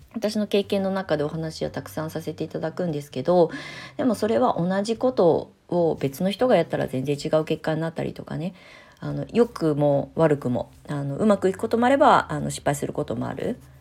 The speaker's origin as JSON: {"language": "Japanese", "town": "Kasama", "region": "Ibaraki", "country": "Japan", "tie": "born or raised there", "said": "私もね茨城県笠間市で育ってきたのに"}